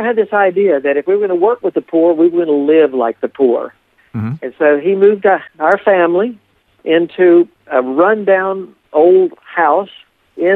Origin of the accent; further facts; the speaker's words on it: Appalachia, United States; also born or lived in Deep South; when I grew up in this area